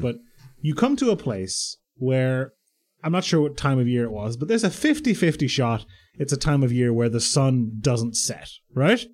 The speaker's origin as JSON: {"language": "English", "country": "Ireland", "tie": "born or raised there", "said": "But I grew up in Ireland"}